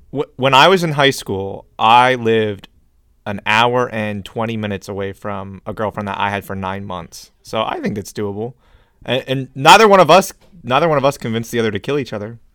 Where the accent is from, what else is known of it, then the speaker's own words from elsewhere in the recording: United States; I am American